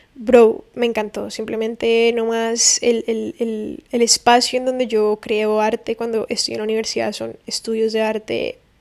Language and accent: Spanish; Valle del Cauca, Colombia; moved away as an adult; now in Miami, United States; el valle, que es el departamento de donde vengo